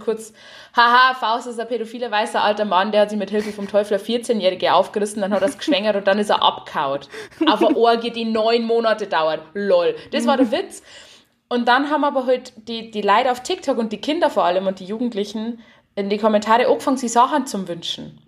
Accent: Haunersdorf, Bavaria, Germany; moved away; ich lieb Haunerstoff, also wo ich her bin, und ich lieb mein Heimer komplett.

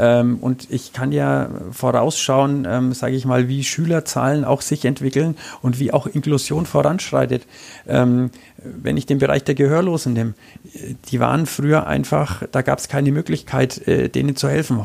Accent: Nuremberg, Bavaria, Germany; ich bin ein geborener Nürnberger. Ich bin in dieser Stadt aufgewachsen

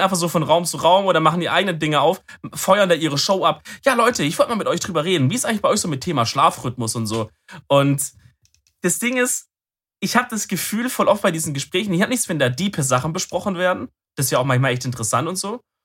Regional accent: Swabia, Germany; bin ich auch ein Schwabe

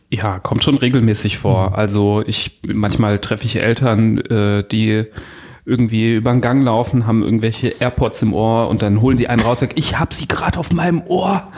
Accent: Düsseldorf, North Rhine-Westphalia, Germany; als Düsseldorfer

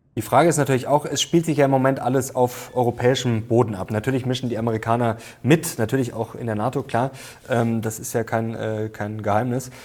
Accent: Germany; wir als Deutsche

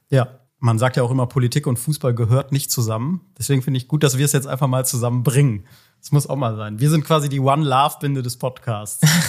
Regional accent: Cologne, North Rhine-Westphalia, Germany; als Kölner

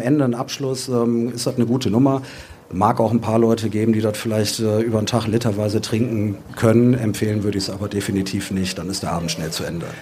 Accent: Düsseldorf, North Rhine-Westphalia, Germany; wir sind Düsseldorfer selber

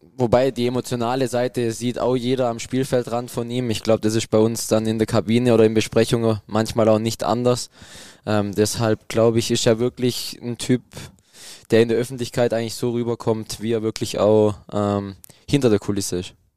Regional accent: a village in the Black Forest, Baden-Württemberg, Germany; es kommt dann doch nichts über mein Dorf da oben im Schwarzwald

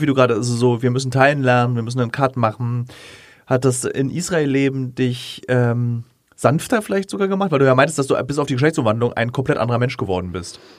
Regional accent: Berlin, Germany; ich bin Berliner, gebürtiger Berliner

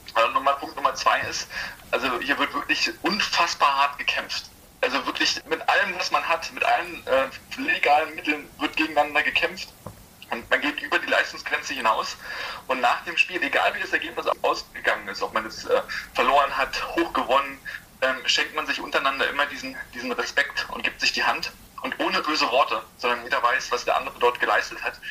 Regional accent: Perleberg, Brandenburg, Germany; moved away; Ursprünglich komme ich ja aus Perleberg. Das ist äh, in, in, Brandenburg.

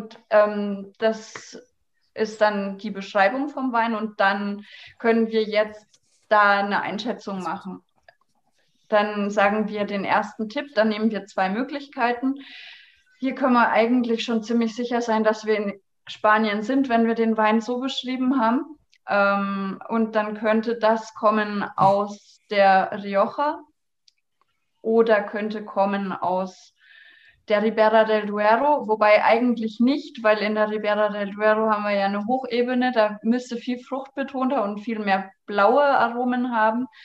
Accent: Bavaria, Germany; ich, ich komme komm ja aus Franken, wie man hören kann.

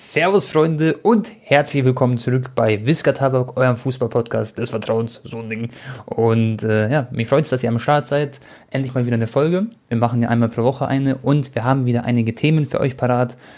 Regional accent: Munich, Bavaria, Germany; ich bin auch in München geboren

